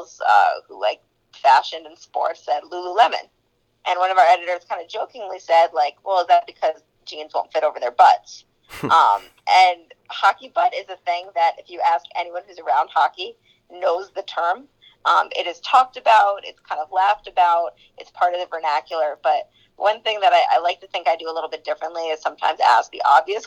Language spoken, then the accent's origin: English; New Jersey, United States; I grew up in New Jersey, but my dad's a New Yorker.